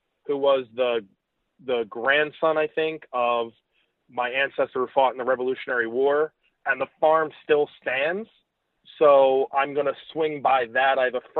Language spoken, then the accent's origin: English; New Jersey, United States; moved away; also born or lived in New York; I grew up in Jersey, so I've been to every single part of that state.